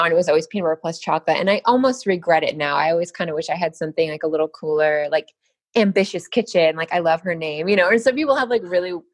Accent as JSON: {"language": "English", "town": "Boulder City", "region": "Nevada", "country": "United States", "tie": "born or raised there", "said": "Nevada, actually. All small, right. Yeah, Boulder City, Nevada. Which, if you know where the Hoover Dam is, it's it's kind of that city that sits right there on the Hoover Dam."}